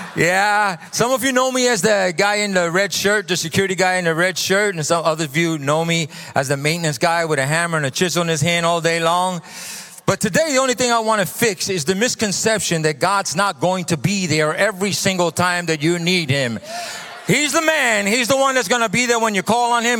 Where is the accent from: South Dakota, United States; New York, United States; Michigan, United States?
New York, United States; New York City; moved away; So I come from New York. I'm a New Yorker a Brooklynite